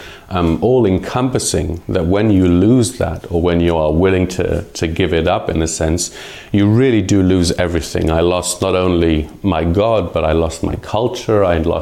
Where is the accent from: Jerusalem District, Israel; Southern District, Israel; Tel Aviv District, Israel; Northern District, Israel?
Jerusalem District, Israel; Jerusalem; first language Hebrew and English; moved away as an adult; now in Portugal; I was born in Jerusalem, Israel